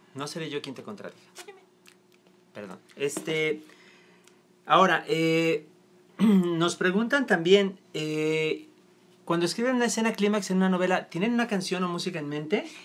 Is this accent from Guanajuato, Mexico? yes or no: no; Toluca, State of Mexico, Mexico; moved away; Toluca, mi tierra natal.